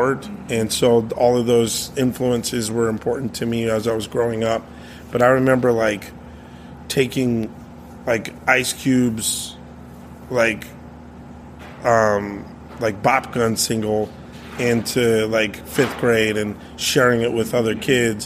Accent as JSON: {"language": "English", "town": "Gallup", "region": "New Mexico", "country": "United States", "tie": "born or raised there", "also_born_or_lived": "Oklahoma", "said": "I grew up mostly in Gallup, New Mexico"}